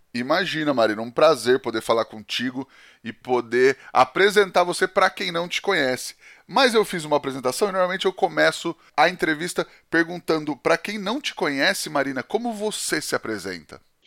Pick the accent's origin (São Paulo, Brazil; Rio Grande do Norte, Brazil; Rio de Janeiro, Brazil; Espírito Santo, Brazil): São Paulo, Brazil; Penápolis; em Penápolis principalmente, né? Que é onde eu, onde eu cresci